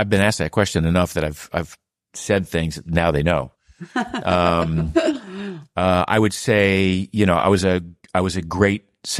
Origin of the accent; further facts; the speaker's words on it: Boothbay Harbor, Maine, United States; I grew up in Maine where sailing, having a sailboat was the big, luxury because the people who lived in my village in Booth Bay Harbor were fishermen